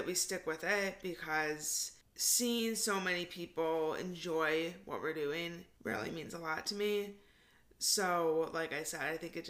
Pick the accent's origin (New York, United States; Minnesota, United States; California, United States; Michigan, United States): Michigan, United States; we're from Michigan.